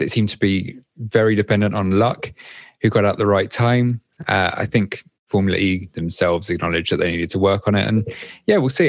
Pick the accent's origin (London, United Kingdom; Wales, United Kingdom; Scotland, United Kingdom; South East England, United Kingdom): South East England, United Kingdom; Windsor; moved away as an adult; now in Paris, France; I'm originally from Windsor, like the Queen